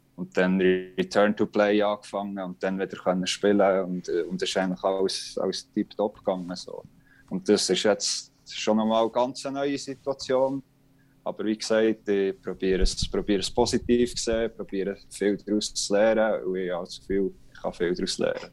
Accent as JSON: {"language": "German", "region": "Bern", "country": "Switzerland", "said": "als Berner"}